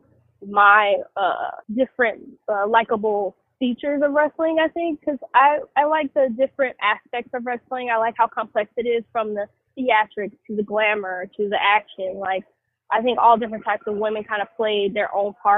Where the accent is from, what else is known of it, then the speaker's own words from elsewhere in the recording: Georgia, United States; I did a few things growing up in Georgia